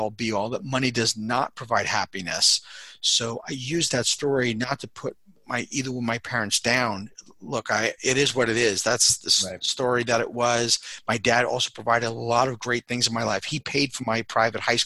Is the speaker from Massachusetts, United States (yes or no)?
no; Long Island, New York, United States; also born or lived in Queens; I grew up in Long Island with mom and dad